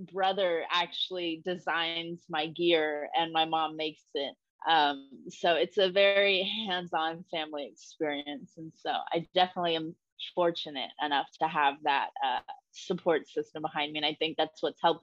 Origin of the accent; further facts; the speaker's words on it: Texas, United States; we're both from Texas